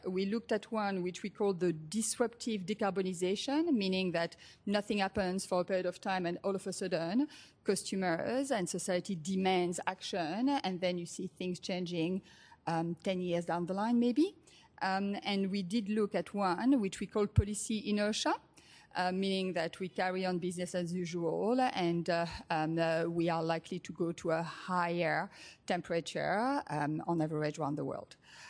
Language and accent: English; Australia; accent: Australian; If you are wondering about the accent, I'm Australian, as well as French.